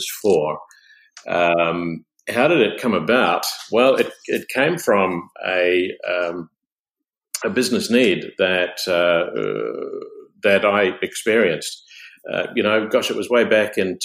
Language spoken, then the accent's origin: English; New Zealand; moved away as an adult; also born or lived in United States; I'm from a country area of New Zealand, from a family of orchardists